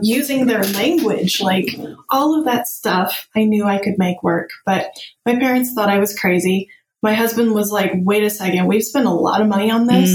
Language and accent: English; Tempe, Arizona, United States; moved away; I grew up in Tempe, Arizona, where there was no snow